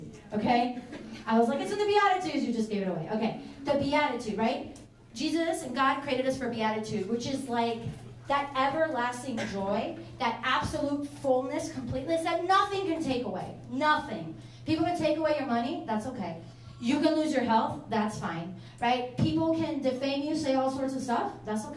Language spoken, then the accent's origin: English; Venezuela; now in Manassas, United States; I'm from Venezuela